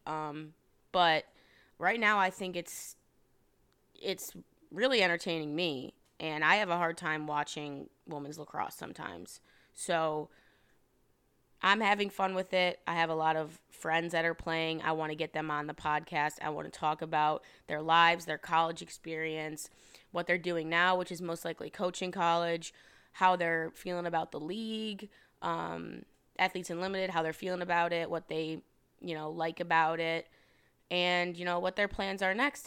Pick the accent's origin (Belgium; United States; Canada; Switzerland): United States; Rochester, New York; born and raised upstate New York, Rochester, New York. Um, shout out Webster